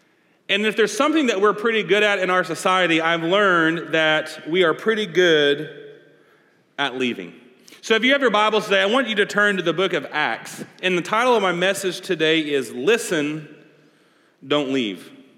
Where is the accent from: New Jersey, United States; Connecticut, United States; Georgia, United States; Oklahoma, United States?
Oklahoma, United States; Sand Springs; also born or lived in Mustang, Oklahoma; Carbondale Assembly of God, where I grew up. I grew up in Sand Springs. I grew up going to Carbondale Assembly of God.